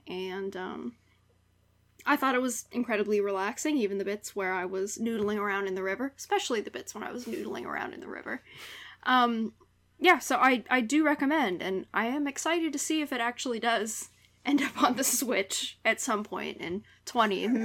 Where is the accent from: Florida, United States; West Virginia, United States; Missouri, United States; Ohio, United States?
West Virginia, United States; moved away; back in the homeland. Dub V